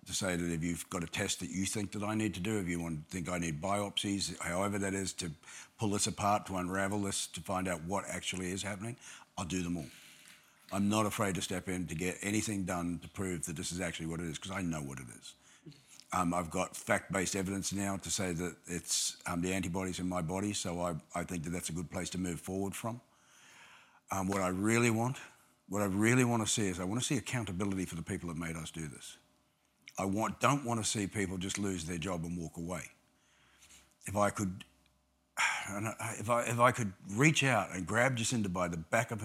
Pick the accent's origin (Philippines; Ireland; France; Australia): Australia; now in New Zealand; Australia because that's my home country